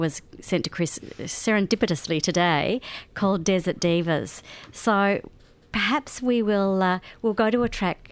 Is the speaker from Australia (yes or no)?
yes; Australia; I'm an Australian